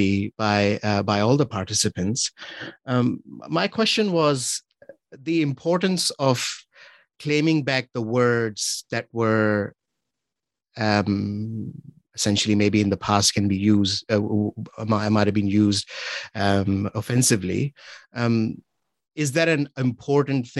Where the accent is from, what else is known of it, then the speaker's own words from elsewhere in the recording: Pakistan; moved away as an adult; now in New Zealand; growing up in Pakistan